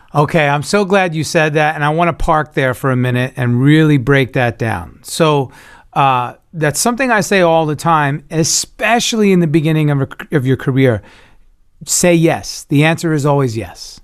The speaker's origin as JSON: {"language": "English", "region": "New York", "country": "United States", "said": "I'm from New York. I'm originally a Cuban Italian New Yorker"}